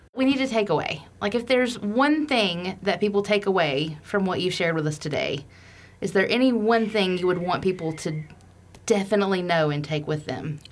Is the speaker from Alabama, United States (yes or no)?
yes; Alabama, United States; I'm from Alabama. I've always lived in Alabama